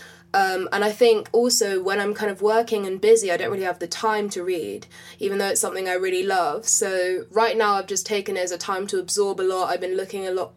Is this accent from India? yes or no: no; London, United Kingdom; I grew up in West London, literally all my life. Literally lived in the same house all my life.